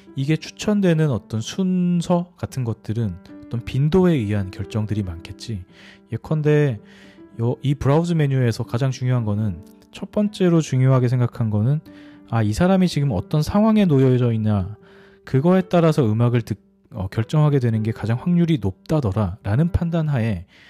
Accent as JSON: {"language": "Korean", "country": "South Korea", "said": "나는 한국 사람이고"}